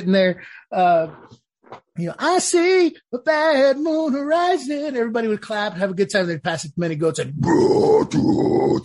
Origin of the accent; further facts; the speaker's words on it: Los Angeles, California, United States; now in Nashville, United States; I'm from Los Angeles, California, and I served with 2nd Battalion, 5th Marines in Ar-Ramadi, Iraq. I now live in Nashville, Tennessee